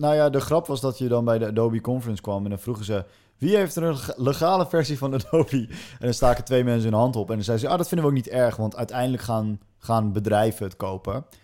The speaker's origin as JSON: {"language": "Dutch", "country": "Netherlands", "said": "wij als Nederlanders"}